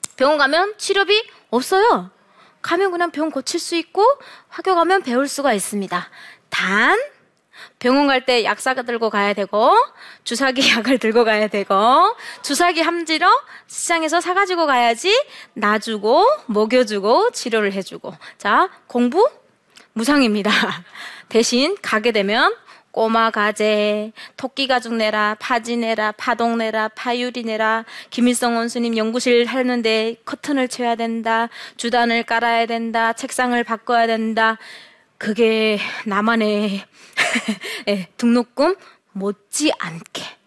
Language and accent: Korean; North Korea; moved away as an adult; now in South Korea; 저는 어, 북한에서 살다가 네, 태어나서 살다가 2008년도에 도망항을 건너서 남한으로 2009년도에 입국을 해서